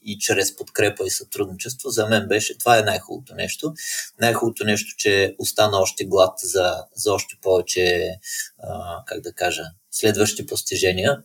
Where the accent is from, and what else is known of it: Bulgaria